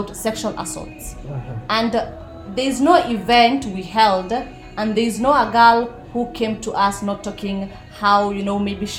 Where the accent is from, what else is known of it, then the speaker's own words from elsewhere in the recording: Nakuru, Nakuru County, Kenya; I come from Nakuru, so I'm not a Nairobi person